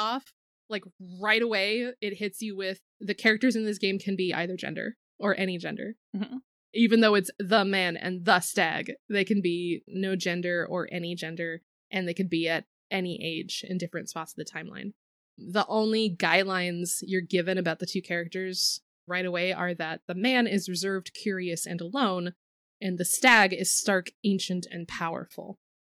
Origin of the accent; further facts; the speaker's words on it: Pacific Northwest, United States; And I grew up in the Pacific Northwest, which was like, the deer were not fucking afraid of you.